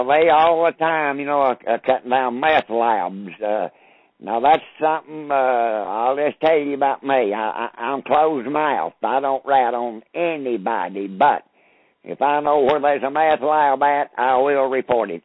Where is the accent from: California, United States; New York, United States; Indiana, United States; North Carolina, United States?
North Carolina, United States; Robbinsville; I grew up here in Graham County, Robbinsville, North Carolina.